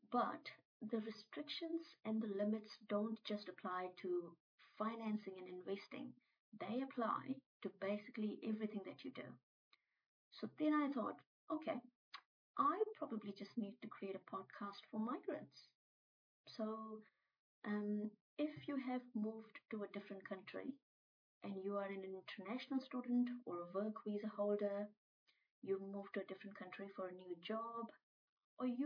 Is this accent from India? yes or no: yes; India; moved away as an adult; now in New Zealand; when I was 24 years old, I moved from India to New Zealand as an international student